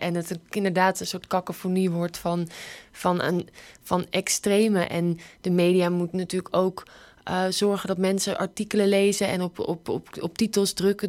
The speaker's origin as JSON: {"language": "Dutch", "country": "Netherlands", "said": "Wij zijn natuurlijk gewend dat we alles kunnen maken als Nederlanders"}